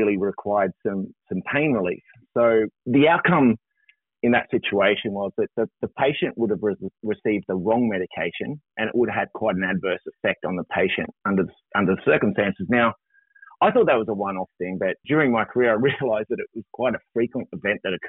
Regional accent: Tasmania, Australia; moved away as an adult; also born or lived in Queensland; I grew up in Tassie and like most Tasmanians, went away, got my skills and come back

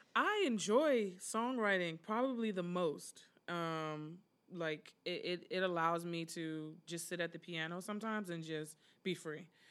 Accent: Prince George's County, Maryland, United States; moved away as an adult; now in Philadelphia, United States; I'm originally from Prince George's County, Maryland, the gorgeous Prince George's.

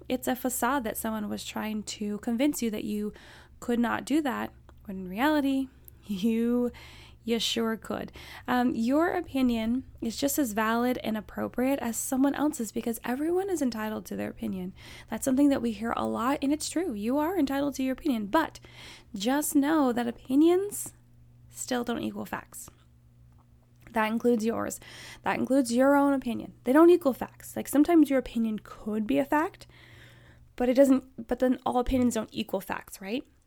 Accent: Alaska, United States; I grew up in Alaska

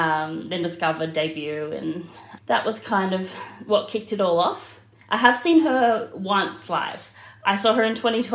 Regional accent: Brisbane, Queensland, Australia; I'm from Brisbane, Australia.

